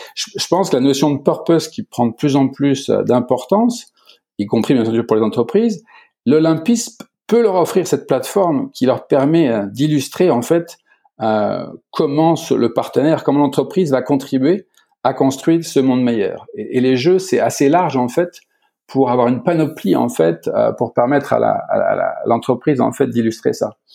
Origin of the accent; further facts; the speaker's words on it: Beaune, Bourgogne-Franche-Comté, France; moved away as an adult; also born or lived in Italy; je suis à Beaune, dans ma ville natale, en fait, en plein cœur de la Bourgogne